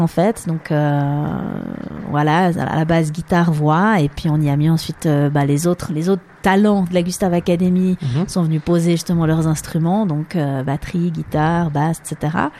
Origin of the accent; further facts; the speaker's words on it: Lausanne region, Vaud, Switzerland; first language French; also born or lived in New York City; je suis née ben, ici en Suisse, dans la région de Lausanne